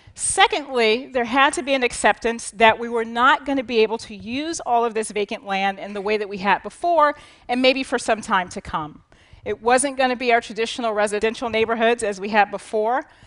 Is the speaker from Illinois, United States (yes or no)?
yes; Chicago, Illinois, United States; now in Harlem, New York, United States; Chicago, my hometown